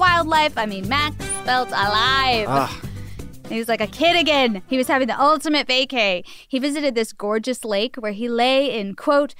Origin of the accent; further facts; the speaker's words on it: Canada; I'm Canadian